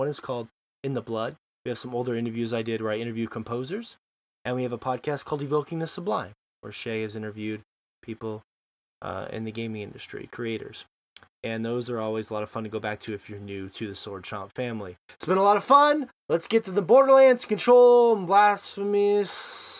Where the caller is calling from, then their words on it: Montana, United States; and of course, I am joining from Montana.